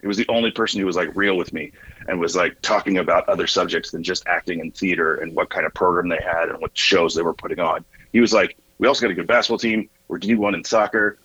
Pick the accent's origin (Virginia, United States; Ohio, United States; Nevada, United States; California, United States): Virginia, United States; Northern; moved away as an adult; also born or lived in Lincoln, Nebraska / Evansville, Indiana; I'm from the Virginia side, but never claimed Virginia